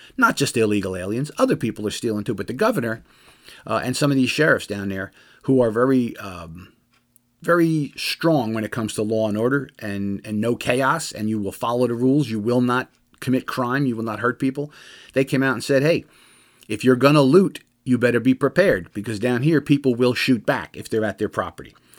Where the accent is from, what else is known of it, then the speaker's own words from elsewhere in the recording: New Jersey, United States; I'm from Jersey